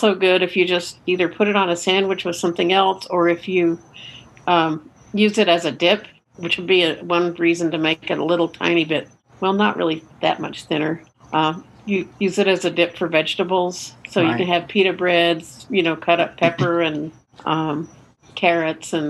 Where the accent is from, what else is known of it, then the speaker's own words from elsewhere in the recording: Austin, Texas, United States; I am from Austin, Texas.